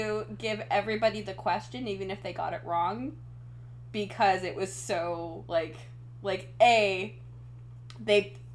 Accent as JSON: {"language": "English", "region": "Washington", "country": "United States", "said": "I'm from Washington State"}